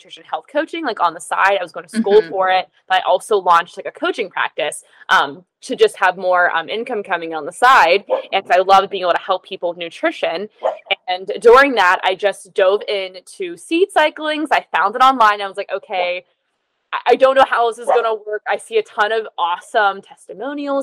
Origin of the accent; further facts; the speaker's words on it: Pennsylvania, United States; now in Southern California, United States; I'm based in Southern California currently, but I'm actually from Pennsylvania.